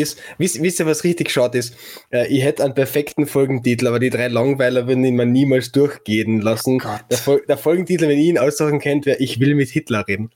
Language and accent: German; Klagenfurt, Carinthia, Austria; als Klagenfurter